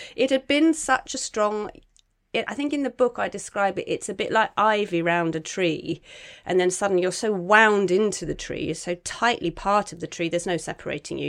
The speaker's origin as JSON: {"language": "English", "area": "Cornwall", "region": "South West England", "country": "United Kingdom", "moved": "yes", "said": "I'm from Cornwall, I go back a lot"}